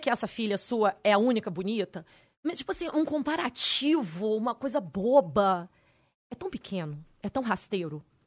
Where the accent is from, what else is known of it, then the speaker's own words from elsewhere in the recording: Campos dos Goytacazes, Rio de Janeiro, Brazil; now in São Paulo, Brazil; Na minha escola em Campos, eu sou de Campos Goitacazes.